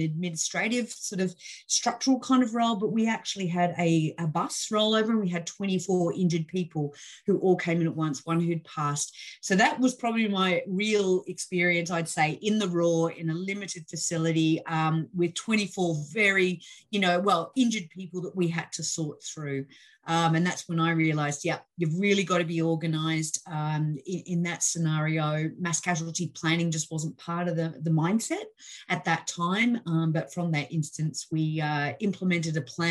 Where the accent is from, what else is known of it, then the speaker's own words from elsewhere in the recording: Australia; accent: Australian; I'm Australian born and trained